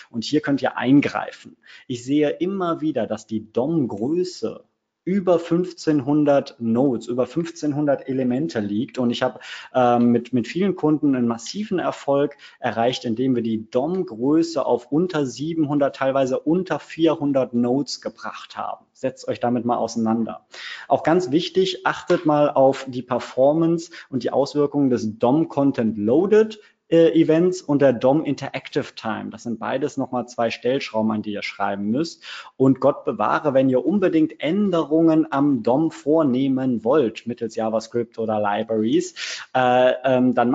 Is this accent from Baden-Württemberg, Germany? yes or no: no; Cologne, North Rhine-Westphalia, Germany; Ich bin äh, Kölsche Jung, das heißt, ich komme aus der wunderschönen Domhauptstadt Köln.